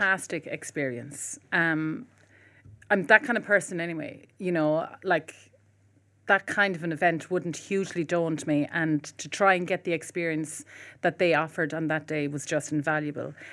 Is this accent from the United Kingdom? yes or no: no; Cork, Munster, Ireland; moved away; I'm from Cork originally as well